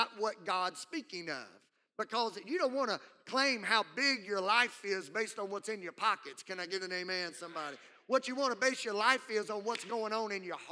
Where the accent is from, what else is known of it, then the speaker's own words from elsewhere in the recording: Southwest Louisiana, United States; Growing up in Southwest Louisiana